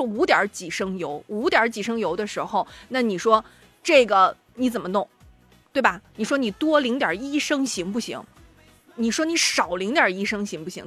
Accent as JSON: {"language": "Chinese", "region": "Shandong", "country": "China", "said": "作为山东人好骄傲"}